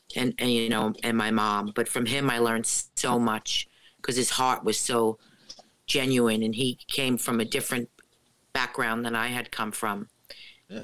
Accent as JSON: {"language": "English", "town": "Jersey City", "region": "New Jersey", "country": "United States", "tie": "born or raised there", "moved": "yes", "lives_now": "Ocean County, United States", "said": "I grew up in Jersey City, and now I'm down in Ocean County."}